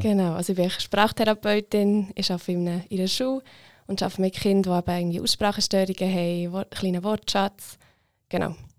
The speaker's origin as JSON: {"language": "German", "region": "Bern", "country": "Switzerland", "said": "ich bin 24, ich komme aus Bern"}